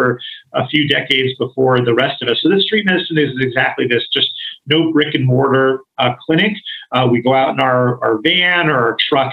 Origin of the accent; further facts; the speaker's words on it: East Coast, United States; moved away; also born or lived in Boston; I'm from the East Coast